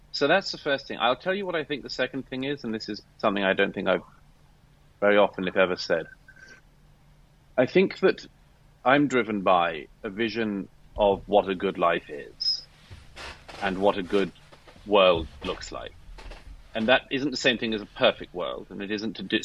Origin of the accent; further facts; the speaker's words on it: United Kingdom; I'm British by birth